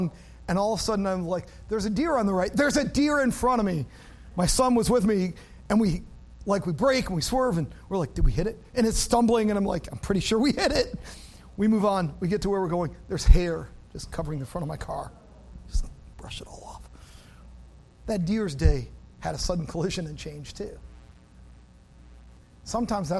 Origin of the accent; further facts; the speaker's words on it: Wisconsin, United States; I grew up in Wisconsin